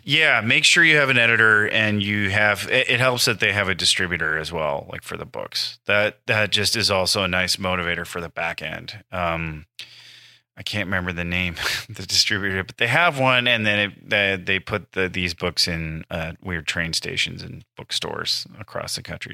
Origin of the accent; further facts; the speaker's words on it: Iowa, United States; moved away as an adult; now in Los Angeles, United States; my home state of Iowa